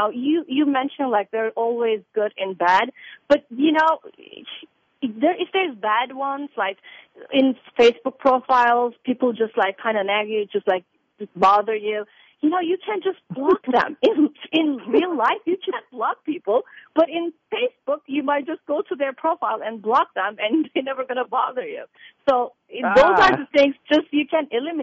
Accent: Turkey; moved away as an adult; also born or lived in Crete; now in United States; I was born and raised in Turkey

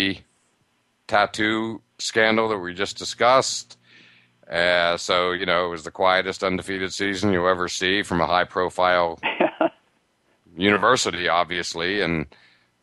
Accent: Pennsylvania, United States; I grew up in Pennsylvania

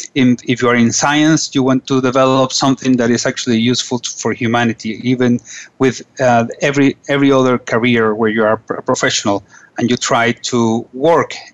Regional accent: Caracas, Capital District, Venezuela; also born or lived in Washington, D.C.; I am from Caracas, Venezuela. I was born in Caracas

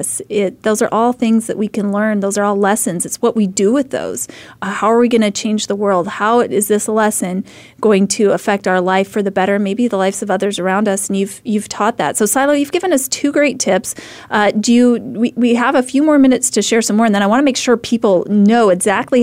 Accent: Idaho, United States; moved away as an adult; now in Phoenix, United States; I'm from Idaho

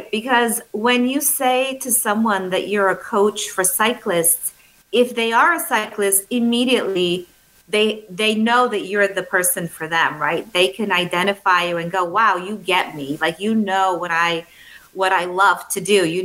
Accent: Bulgaria; English is a second language; I am from Europe. I grew up in a very small country. I was born in a, um, uh, Bulgaria, which at the time was a communist country.

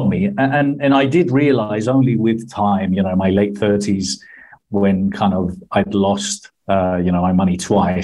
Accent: Marbella, Andalusia, Spain; moved away as an adult; also born or lived in London / Buenos Aires; moved back to Spain when I was nine, and brought up nearly all my life in Spain

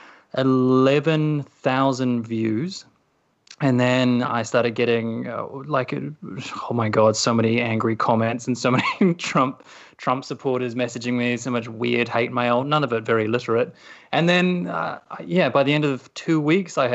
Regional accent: New Zealand; as a New Zealander

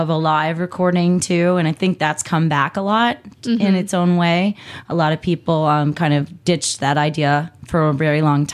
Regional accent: New York, United States; now in Arizona, United States; I'm a New Yorker at heart

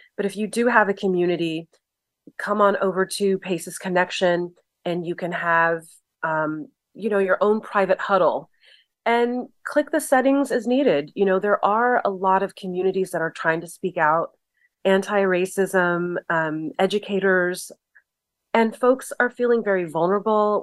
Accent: Southern California, United States; I'm from Southern California

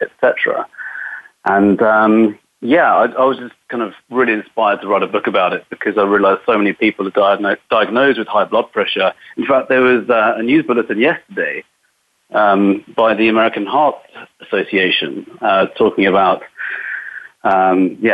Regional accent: England, United Kingdom; moved away as an adult; now in Los Angeles, United States; I am from England, a very small country

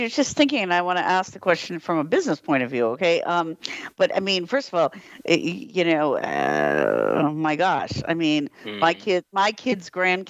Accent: United States; now in Europe; as American living in Europe

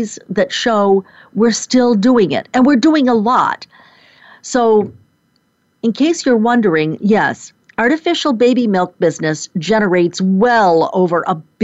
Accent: Rochester, New York, United States; moved away; my hometown of Rochester, New York. No, I'm not there now. But that is certainly where I grew up

